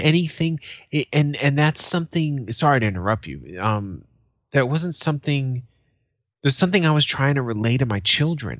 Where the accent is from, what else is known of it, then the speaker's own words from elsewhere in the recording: United States; as an American